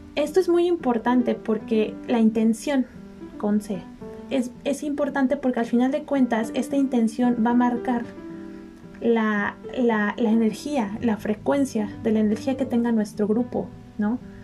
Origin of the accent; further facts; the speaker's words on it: Mexico; Yo soy mexicana, me gusta mucho mi país